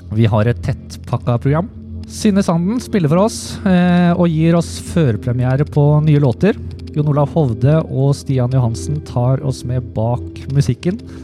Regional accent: Heddal, Vestfold og Telemark, Norway; Jeg kommer jo fra Heddal

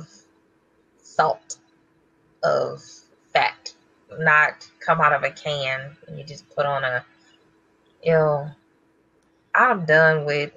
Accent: Midwest, United States; I'm also from the Midwest

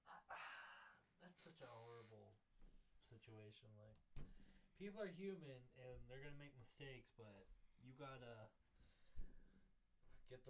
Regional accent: United States; as like a American

